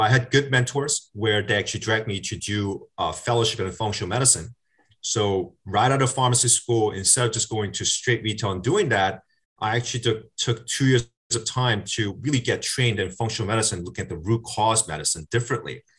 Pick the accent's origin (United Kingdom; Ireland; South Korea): South Korea; now in United States; I'm a Korean American. I grew, I was born in South Korea.